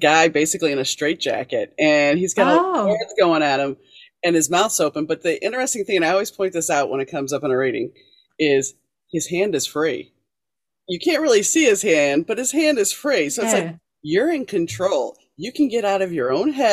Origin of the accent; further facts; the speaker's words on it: New Orleans, Louisiana, United States; moved away; also born or lived in Shreveport, Louisiana; I grew up in New Orleans, and I moved to Shreveport, which is in the northern corner of it